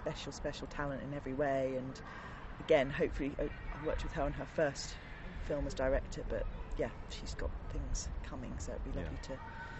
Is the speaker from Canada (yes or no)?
no; London, United Kingdom; I grew up in Blackheath and we had Greenwich Park.